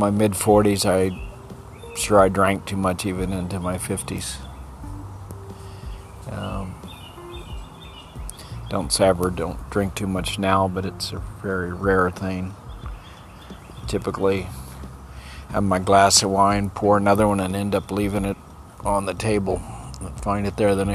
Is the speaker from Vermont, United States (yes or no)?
no; El Paso, Texas, United States; now in Maryland, United States; I grew up in El Paso